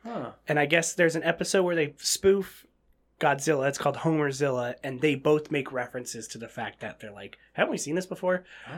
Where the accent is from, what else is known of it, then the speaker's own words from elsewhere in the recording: Fremont, California, United States; There was these theaters in my hometown in Fremont.